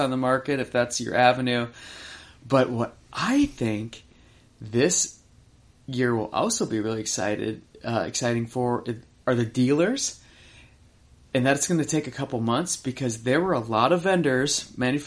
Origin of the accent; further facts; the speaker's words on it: Upper Midwest, United States; moved away; growing up in Upper Midwest